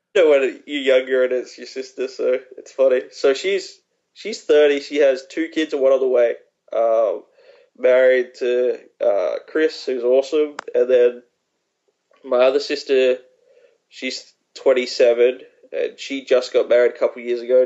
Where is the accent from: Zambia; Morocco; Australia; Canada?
Australia; moved away as an adult; also born or lived in Maryland; I spent my first 20 years in Australia, so um, my whole family lives there